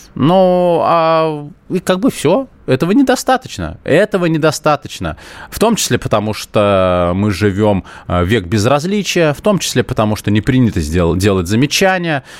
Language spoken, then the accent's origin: Russian; Moscow, Russia; я коренной москвич